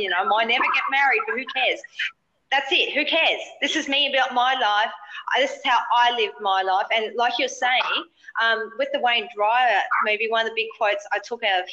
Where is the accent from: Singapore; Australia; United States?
Australia; being an Aussie